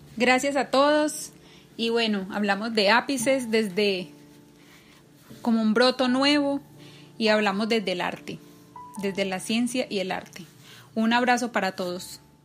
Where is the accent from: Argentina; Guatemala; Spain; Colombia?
Colombia; now in São Paulo, Brazil; como colombianos en el exterior